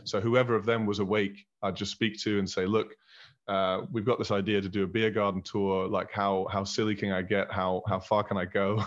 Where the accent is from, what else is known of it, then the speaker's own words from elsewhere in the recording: Berlin, Germany; moved away as an adult; also born or lived in Scotland / Manchester; I was born in Berlin. I was raised in Berlin.